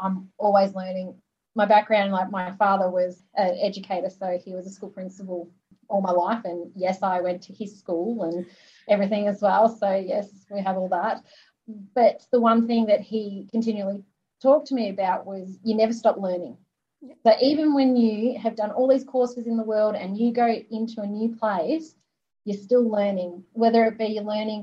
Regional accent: Australia; being Australian, swimming is what we

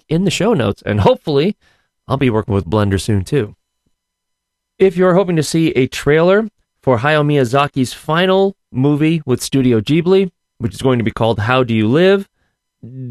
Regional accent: Scranton, Pennsylvania, United States; accent: Scrantonian; my Scrantonian accent

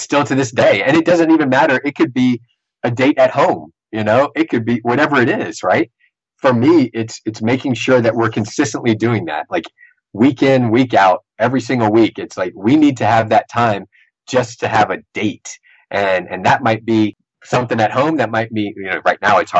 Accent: Sportsman's Paradise, Louisiana, United States; we're from Sportsman in Paradise

